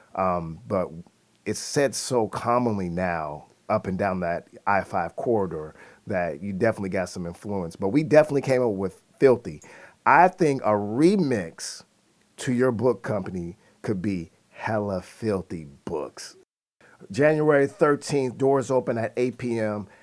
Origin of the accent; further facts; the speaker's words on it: Seattle, Washington, United States; growing up in Seattle